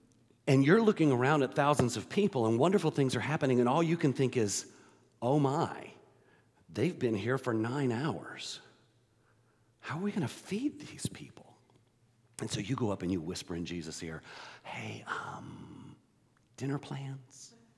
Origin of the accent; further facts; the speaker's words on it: Texas, United States; now in Georgia, United States; We moved to Georgia in 1978, and it was late 78, and I came from Texas, and of course, I was not a Longhorns fan.